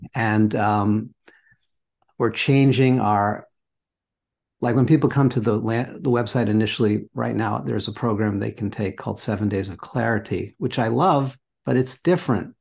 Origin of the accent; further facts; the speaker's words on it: New York City, New York, United States; I grew up in New York City